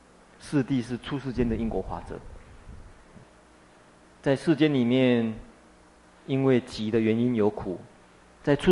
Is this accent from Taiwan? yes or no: no; China; 目犍连中国人或许比较有一点印象，我们中国人有一个传说故事是什么？目连救母。